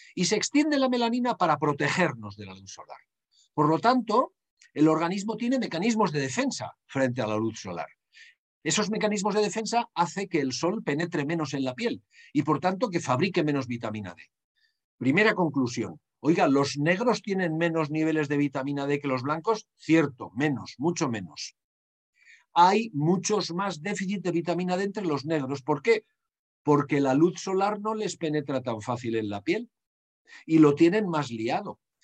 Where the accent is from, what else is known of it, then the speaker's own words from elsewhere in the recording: Basque Country, Spain; En mi país, en el País Vasco